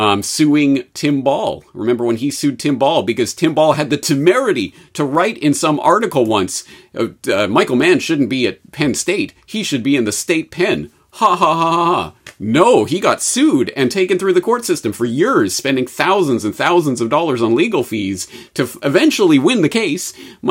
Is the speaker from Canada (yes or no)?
yes; Canada; Being Canadian, I know about most other countries and how utterly horrible it is.